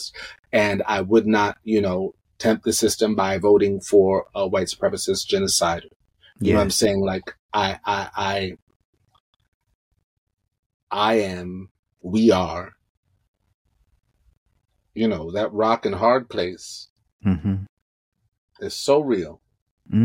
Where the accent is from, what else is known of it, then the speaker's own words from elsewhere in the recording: New York, United States; now in Los Angeles, United States; I'm from New York. I see, you know, and I live in LA.